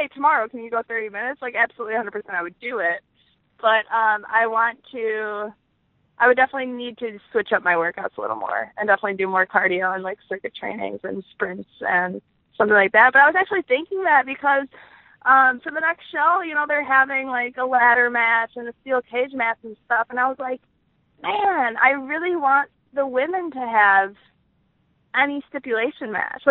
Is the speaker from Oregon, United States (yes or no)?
no; Chicago, Illinois, United States; accent: Chicago; my Chicago accent is coming through when I say odd. just bear with me. I have a little bit of an accent